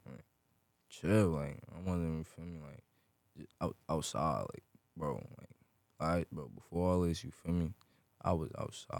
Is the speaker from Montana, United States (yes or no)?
no; Newark, New Jersey, United States; I'm from Newark, New Jersey. You heard south side of Newark, New Jersey.